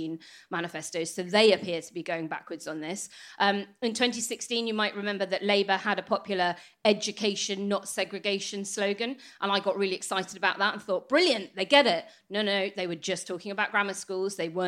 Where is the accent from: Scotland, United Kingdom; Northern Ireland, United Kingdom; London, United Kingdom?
Northern Ireland, United Kingdom; I grew up in Northern Ireland